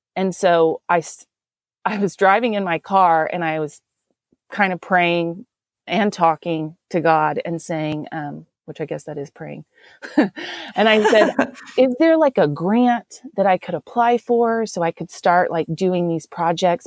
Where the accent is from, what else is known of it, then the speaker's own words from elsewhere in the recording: Texas, United States; accent: Texan; I'm from Texas. Um, definitely, I wasn't actually born here, but I was raised here.